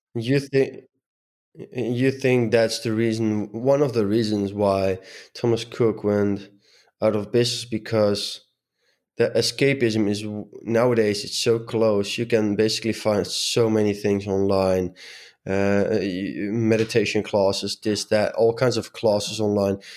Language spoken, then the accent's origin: English; Netherlands; I'm from the Netherlands, and apparently in the Netherlands, we're pretty direct people.